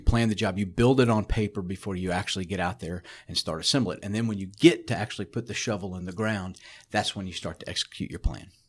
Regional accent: South Florida, United States; growing up in South Florida

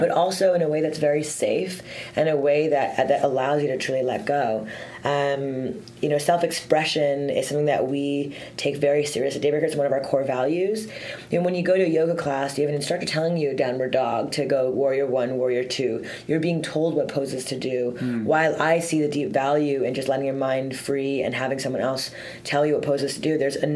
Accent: Montreal, Quebec, Canada; I'm from, born and raised in Montreal.

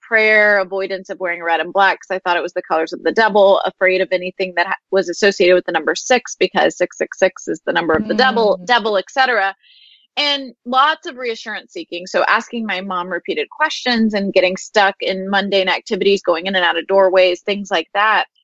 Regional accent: Houston, Texas, United States; I grew up here in Houston

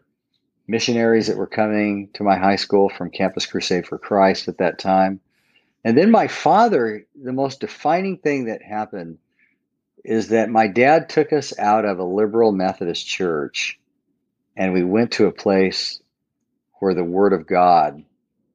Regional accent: Southern California, United States; I grew up in Southern California

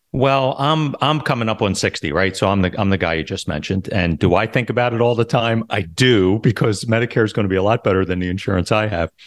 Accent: Philadelphia, Pennsylvania, United States; moved away as an adult; now in Florida, United States; I'm originally from Philadelphia, and I was a police officer for about seven and a half years

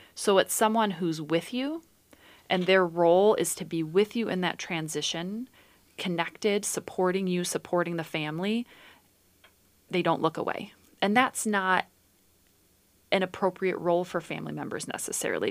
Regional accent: Dubuque, Iowa, United States; I was born in Dubuque, Iowa, and I grew up in the country

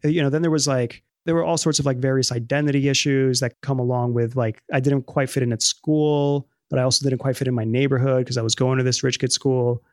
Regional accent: New York City, New York, United States; first language Spanish; English is a second language; I was born in the Bronx

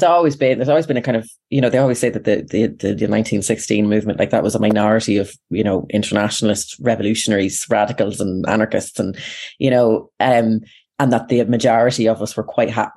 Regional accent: Ireland; as Irish people, or as white settled Irish people

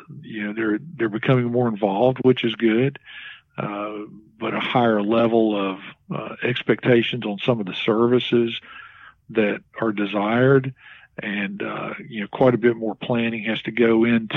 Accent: Galax, Virginia, United States; also born or lived in Danville, Virginia / Marion, Virginia; I'm originally from Galax. I was actually born in Danville, and my parents moved to Galax when I was very young, probably 3 or 4 years old

